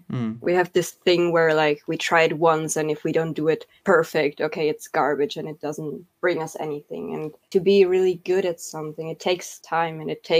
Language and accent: English; Argentina; first language Spanish; English is a second language; I speak Spanish, my mother tongue, and I can speak fluent German and I can speak fluent Spanish.